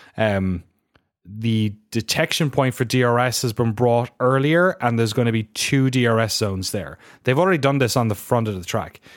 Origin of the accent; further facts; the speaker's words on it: Ireland; accent: weird Irish; my weird Irish accent.